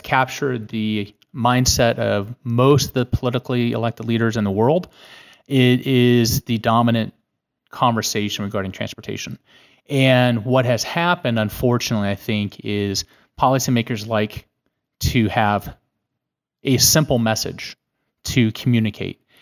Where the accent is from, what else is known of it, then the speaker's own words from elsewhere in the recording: California, United States; moved away as an adult; also born or lived in Santa Barbara; now in Washington, D.C., United States; I was born a slow-witted Californian